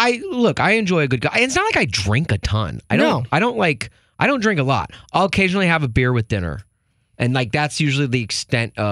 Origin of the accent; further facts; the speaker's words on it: Nashville, Tennessee, United States; moved away; also born or lived in Los Angeles; I was born in Los Angeles. I grew up in Nashville.